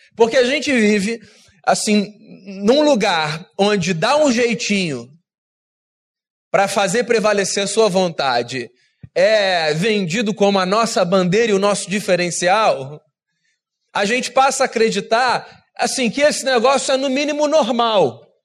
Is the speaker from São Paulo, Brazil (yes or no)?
no; Rio de Janeiro, Brazil; Eu sou carioca